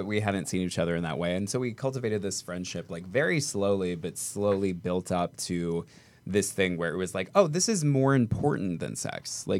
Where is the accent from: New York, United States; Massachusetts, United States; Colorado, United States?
Colorado, United States; now in Los Angeles, United States; because I'm from Colorado